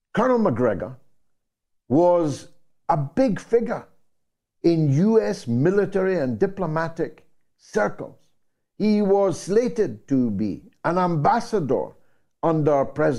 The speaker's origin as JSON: {"language": "English", "region": "Scotland", "country": "United Kingdom", "said": "I became his unlikely Scottish friend"}